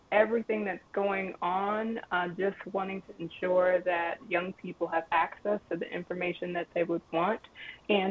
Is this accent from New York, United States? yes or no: no; Connecticut, United States; now in Mississippi, United States; I was born and raised in Connecticut